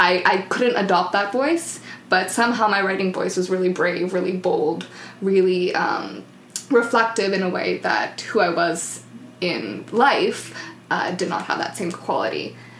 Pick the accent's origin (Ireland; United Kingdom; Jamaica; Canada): Canada; the Maritimes; English is a second language; moved away as an adult; also born or lived in New Brunswick; now in Vancouver, Canada; I'm from the Maritimes.